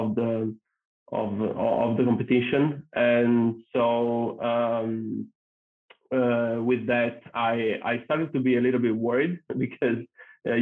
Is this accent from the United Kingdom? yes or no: no; a small town in northern Italy, Italy; accent: thick Italian accent; English is a second language; moved away as an adult; also born or lived in United States; So I'm originally Italian, as you can probably tell from my thick accent, and I'm from a small town in northern Italy.